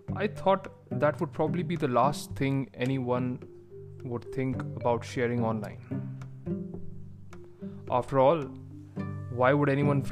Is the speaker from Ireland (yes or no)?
no; India; moved away; back in my home country of India